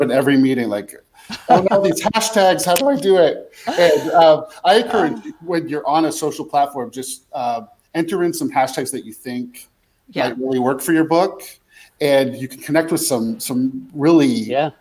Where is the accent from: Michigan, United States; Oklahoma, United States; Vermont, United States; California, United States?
Vermont, United States; moved away as an adult; also born or lived in Boston area, Massachusetts; I grew up in Vermont, but I, I, spent a decade in the Boston area